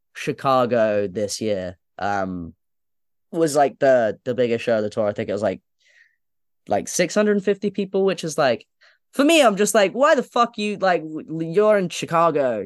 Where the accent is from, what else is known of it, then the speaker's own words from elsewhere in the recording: London, United Kingdom; I grew up going to shows at Islington Academy